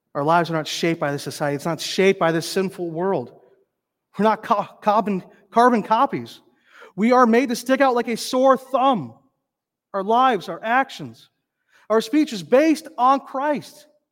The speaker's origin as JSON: {"language": "English", "region": "North Dakota", "country": "United States", "tie": "born or raised there", "also_born_or_lived": "northern Minnesota", "moved": "yes", "lives_now": "Minnesota, United States", "said": "growing up in North Dakota, we saw a moose maybe once"}